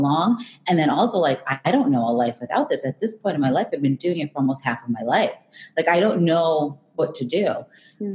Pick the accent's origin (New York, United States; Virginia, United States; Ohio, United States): New York, United States; Long Island; I grew up in New York, Long Island